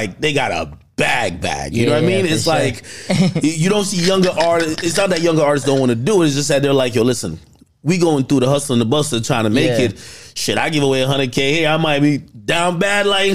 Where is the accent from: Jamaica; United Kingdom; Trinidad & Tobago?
Jamaica; moved away; I'm from Jamaica. I was born there.